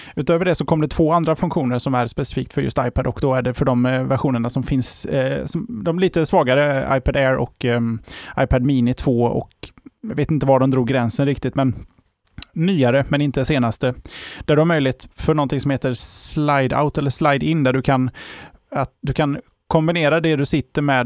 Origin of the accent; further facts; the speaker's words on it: Sweden; för oss som svenskar